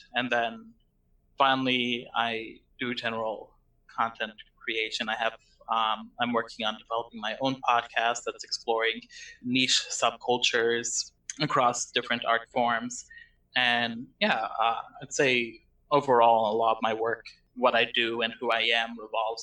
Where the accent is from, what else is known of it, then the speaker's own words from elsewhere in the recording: Lebanon; I am from Lebanon